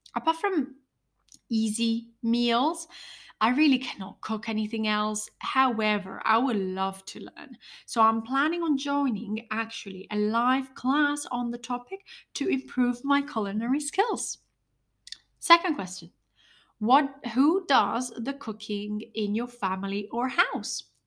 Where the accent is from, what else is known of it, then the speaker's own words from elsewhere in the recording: Italy; I'm from Italy